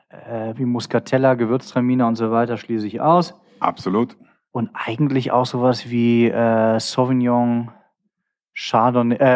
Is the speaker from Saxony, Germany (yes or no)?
no; Cologne, North Rhine-Westphalia, Germany; ich bin ja Kölner, ne? Und mhm. äh, kenne mich mit Düsseldorf nicht so aus